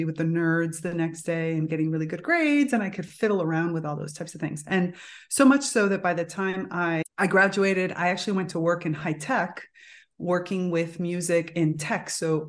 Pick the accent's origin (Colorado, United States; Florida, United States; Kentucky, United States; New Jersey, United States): Florida, United States; Miami; Yeah, so I grew up in Miami, which of course being Cuban means that I was, and I'm Miami in the 1980s.